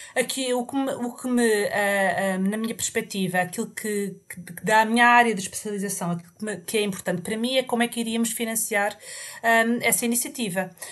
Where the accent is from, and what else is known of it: Portugal; moved away as an adult; also born or lived in England; now in United Kingdom